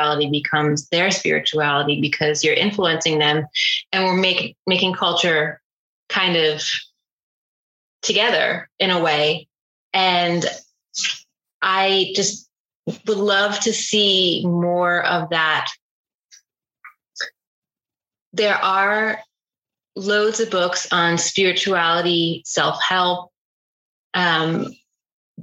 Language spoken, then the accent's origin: English; Northern New Jersey, United States; from my natal culture growing up in Northern New Jersey, you know, blue collar culture